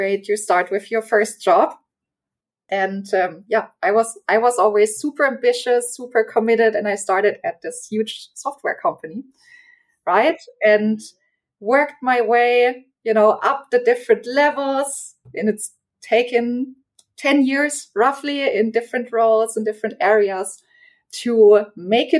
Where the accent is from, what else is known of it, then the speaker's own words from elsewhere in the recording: Germany; also born or lived in Czech Republic / United States; I'm from Germany